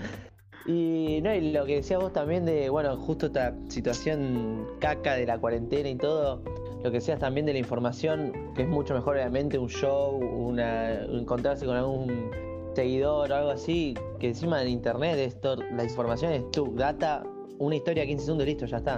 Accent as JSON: {"language": "Spanish", "town": "Mar del Plata", "region": "Buenos Aires Province", "country": "Argentina", "said": "soy de Mar del Plata"}